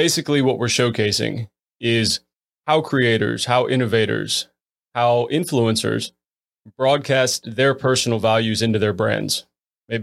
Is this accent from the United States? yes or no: yes; Florida, United States; now in Virginia, United States; I'm normally originally from Florida